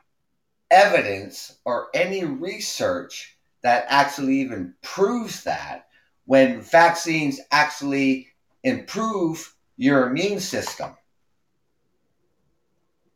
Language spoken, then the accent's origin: English; Canada; I'm from Canada